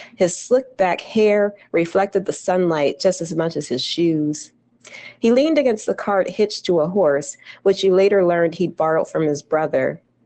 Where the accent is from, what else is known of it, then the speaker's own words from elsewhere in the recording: New Jersey, United States; since I was a little girl growing up in Jersey